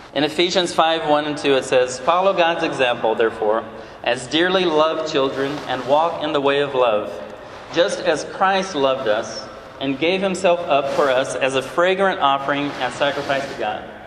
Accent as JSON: {"language": "English", "country": "Brazil", "moved": "yes", "said": "I'm from Brazil originally"}